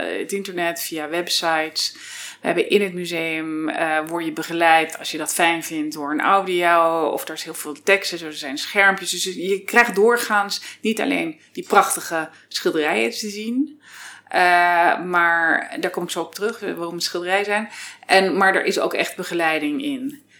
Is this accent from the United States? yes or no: yes; United States; now in Netherlands; ik ben half Amerikaans, half Nederlands. Dus je hoort het niet aan mijn Nederlands, but I'm American actually.